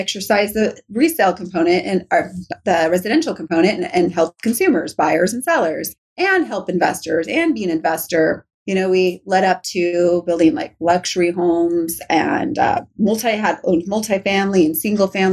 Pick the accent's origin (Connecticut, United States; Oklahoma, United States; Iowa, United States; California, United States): California, United States; Riverside; also born or lived in Norco, California / Orange County, California / Huntington Beach, California; I love my home state, but Riverside and Norco, I grew up like on like dirt land